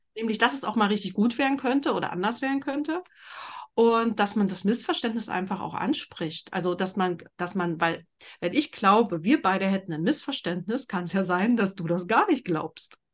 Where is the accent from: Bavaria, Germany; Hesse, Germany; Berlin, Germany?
Berlin, Germany; ich bin in Berlin groß geworden, in einer Großstadt